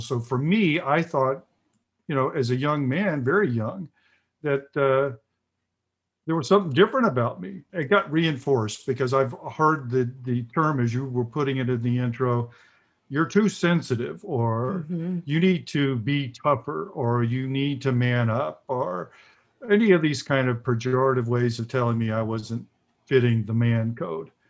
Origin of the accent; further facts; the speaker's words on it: the South, United States; I grew up in the South in the 50s, late 50s, early, and 60s, and the early 70s